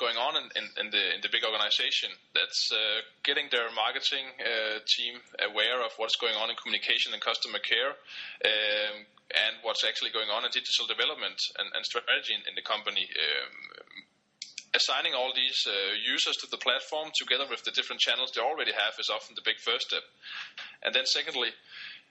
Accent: Denmark; from Denmark

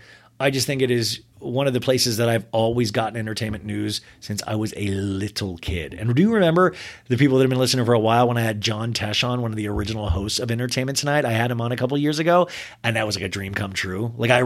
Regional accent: Olathe, Kansas, United States; I grew up with it in Olathe, Kansas, and I would rush home and watch it every night

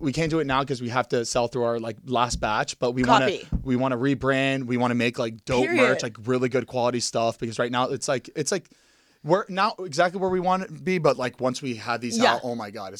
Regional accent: Plantation, Florida, United States; born or raised there; moved away as an adult; also born or lived in Miami, Florida / Coral Springs, Florida

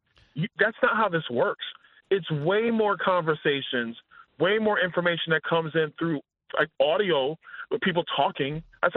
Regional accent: New York City, New York, United States; moved away; That's what's happened to my former city. I'm from Brooklyn, New York.

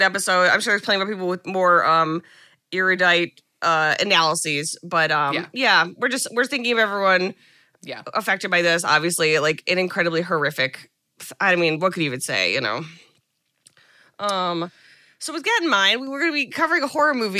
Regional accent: United States; as an American

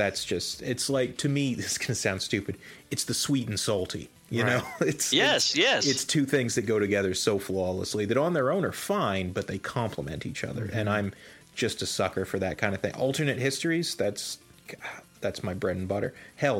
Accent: Ohio, United States; born there; also born or lived in East Coast / Nevada; I was born in Ohio, and I've spent most of my life here on the East Coast, and I moved to Nevada when I was in my teenage years

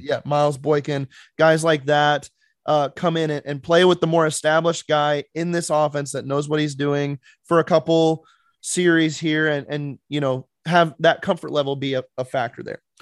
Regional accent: South Dakota, United States; moved away; I grew up in South Dakota

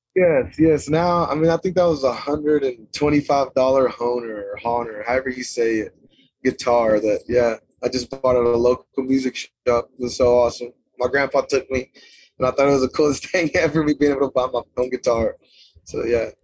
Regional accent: Lipan, Texas, United States; also born or lived in Stephenville, Texas; I'm from a town called Lipan, Texas. It's a little bitty town

